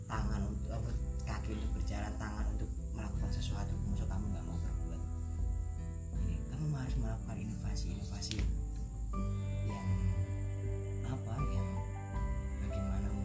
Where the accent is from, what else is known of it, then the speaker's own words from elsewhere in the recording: Java, Indonesia; saya dilahirkan di Jawa jadi jadi orang Jawa